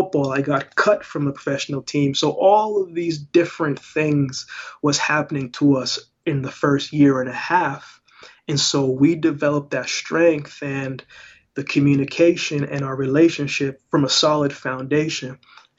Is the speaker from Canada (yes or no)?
yes; Canada; also born or lived in Jamaica; I was born in Jamaica, but I grew up in Canada